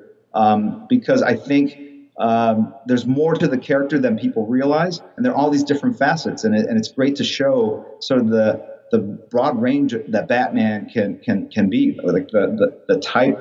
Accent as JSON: {"language": "English", "town": "St. Louis", "region": "Missouri", "country": "United States", "tie": "born or raised there", "said": "I grew up in St. Louis"}